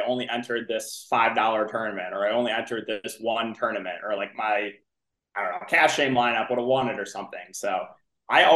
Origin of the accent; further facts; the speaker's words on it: Bloomfield Hills, Michigan, United States; moved away as an adult; now in Chicago, United States; I'm originally from Michigan. That's where I grew up